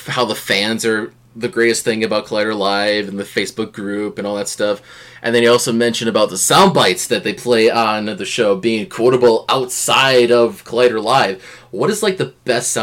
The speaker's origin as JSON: {"language": "English", "region": "Wisconsin", "country": "United States", "said": "I'm a guy from Wisconsin, the land of cheese"}